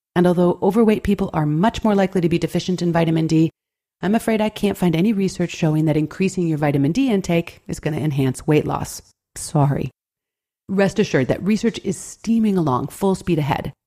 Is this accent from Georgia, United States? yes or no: no; Buffalo, New York, United States; my hometown of Buffalo, New York